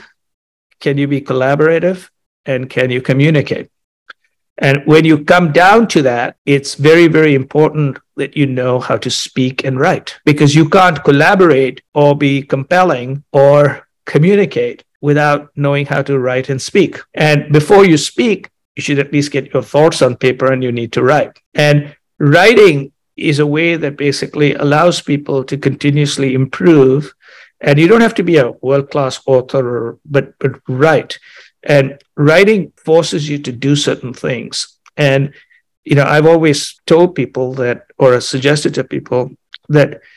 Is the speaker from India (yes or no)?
yes; India; moved away as an adult; also born or lived in Chicago; I grew up in India